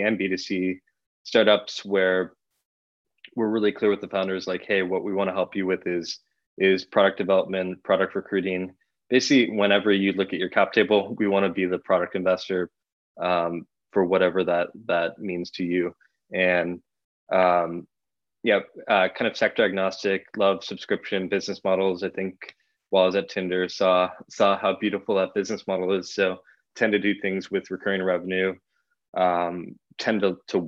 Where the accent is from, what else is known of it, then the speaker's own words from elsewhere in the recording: Bay Area, California, United States; I grew up in the Bay Area, about 5 minutes from Sand Hill Road